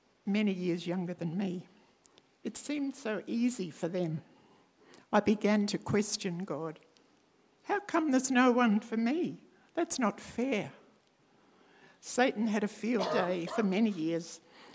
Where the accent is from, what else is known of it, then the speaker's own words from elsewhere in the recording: country Victoria, Australia; now in Adelaide, Australia; I was free to leave my life here in Adelaide and return to my hometown in country Victoria